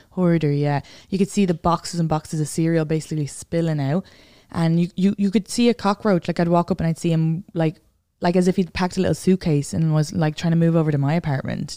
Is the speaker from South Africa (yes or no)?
no; Ireland; moved away as an adult; now in New York, United States; I grew up in the suburbs, and then my dad lives on a farm